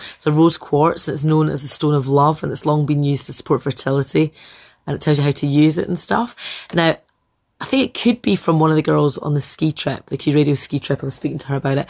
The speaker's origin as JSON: {"language": "English", "region": "Scotland", "country": "United Kingdom", "moved": "as an adult", "lives_now": "Belfast, United Kingdom", "said": "I'm Scottish and I've been living here for 10 years."}